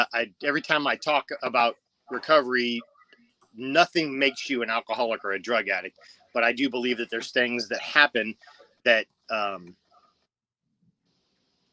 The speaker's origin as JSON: {"language": "English", "town": "Covina", "region": "California", "country": "United States", "tie": "born or raised there", "also_born_or_lived": "La Verne, California / Rosemead, California", "said": "I actually grew up in Covina, not far from the 502 Club."}